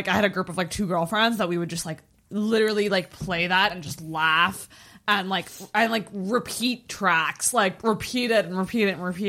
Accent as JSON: {"language": "English", "town": "Ottawa", "region": "Ontario", "country": "Canada", "tie": "born or raised there", "also_born_or_lived": "Ajax", "said": "Yeah. Well, I was born in Ajax. I moved to Ottawa when I was like 3."}